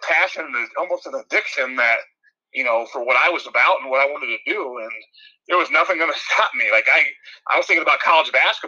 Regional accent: Middle Point, Ohio, United States; growing up in Northwest Ohio and a small place called Middle Point in between Delphus and Van Wert.

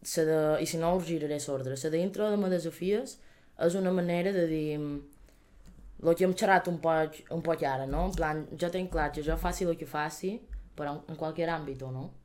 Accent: Manacor, Balearic Islands, Spain; som de Manacor, important que som de Manacor

